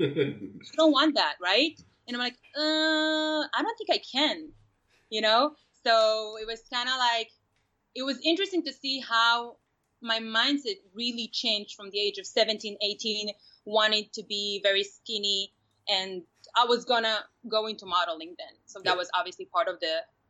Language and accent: English; Israel; I was born and raised in Israel